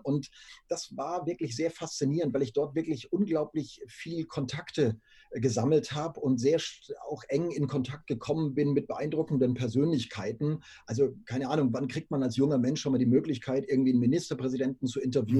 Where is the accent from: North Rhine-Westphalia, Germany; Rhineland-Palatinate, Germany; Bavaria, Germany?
Bavaria, Germany; Würzburg; also born or lived in Munich; bin zum Referendariat wieder nach äh, Würzburg zurück, ähm, bin also meiner Heimat treu geblieben, unter Franken